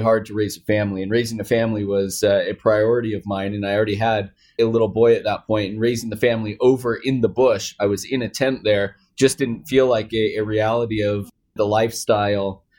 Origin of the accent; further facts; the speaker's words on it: Seattle, Washington, United States; also born or lived in Palo Alto, California; I was raised in the Seattle area around tech my entire life.